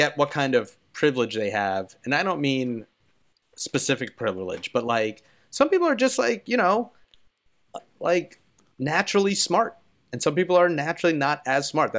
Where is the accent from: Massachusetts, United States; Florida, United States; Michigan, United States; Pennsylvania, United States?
Pennsylvania, United States; Philadelphia; I'm from Philadelphia